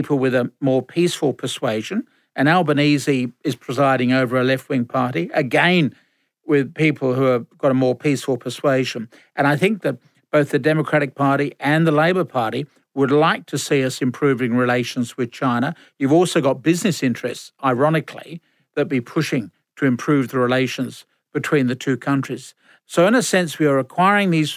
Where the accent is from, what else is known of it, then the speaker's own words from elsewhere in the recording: England, United Kingdom; now in Australia; speaking as an Englishman